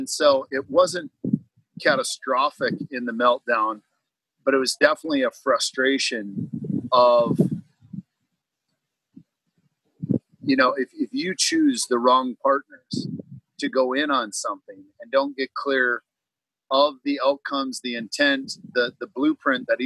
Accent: Minnesota, United States; moved away as an adult; now in Florida, United States; I grew up in Minnesota, and finally, after 38 years of freezing

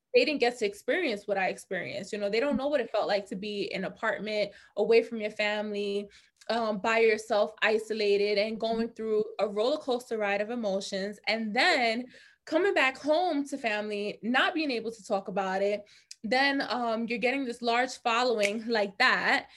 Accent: New York City, New York, United States; I'm from the Bronx. I was born in the Bronx. I lived there until I was like 12 years old, and then I still went to high school in the Bronx.

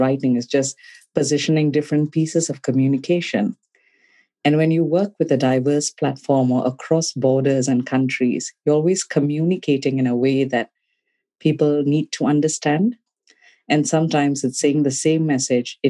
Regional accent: Malaysia; moved away as an adult; also born or lived in Cardiff, Wales; In Malaysia. I'm born and brought up in Malaysia.

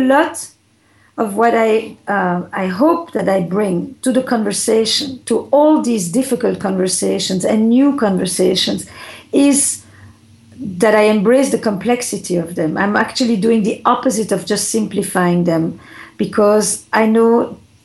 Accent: Flanders, Belgium; now in United States; I come from Belgium, from the Flemish part

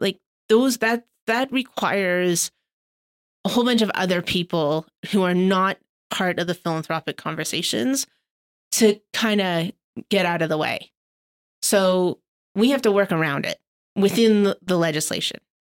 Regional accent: Canada; as Canadian philanthropists

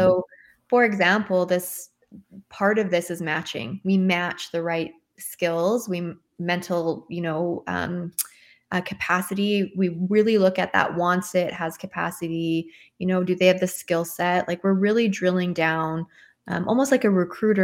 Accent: Canada; I'm Canadian

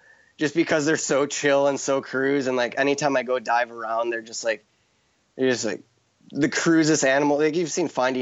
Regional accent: Chicago, Illinois, United States; now in Hawaii, United States; I'm from Chicago

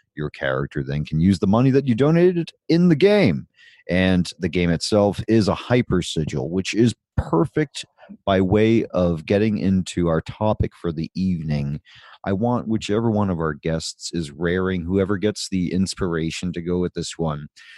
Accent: United States; But, you know, I'm American.

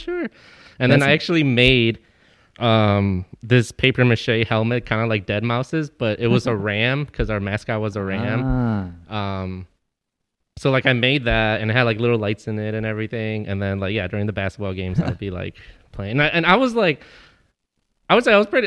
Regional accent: Chicago, Illinois, United States; I'm from Chicago

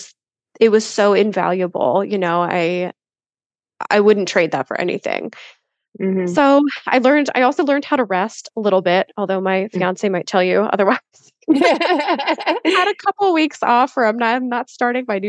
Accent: Philadelphia, Pennsylvania, United States; moved away as an adult; also born or lived in Austin, Texas; I grew up in Philly suburb, lived in Philly my whole life

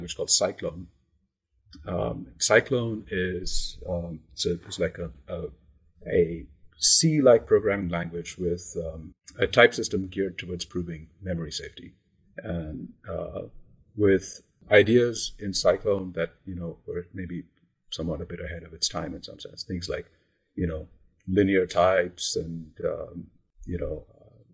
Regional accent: India; moved away as an adult; also born or lived in Massachusetts, United States; I grew up in India, and I came to the US as an undergrad

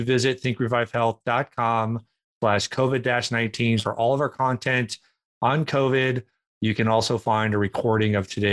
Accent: Minneapolis, Minnesota, United States; I'm from Minneapolis, where Northwest Airlines was based before it merged with Delta

